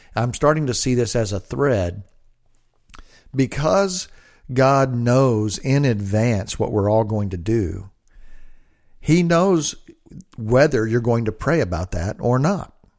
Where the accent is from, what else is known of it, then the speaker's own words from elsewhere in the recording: United States; I'm an American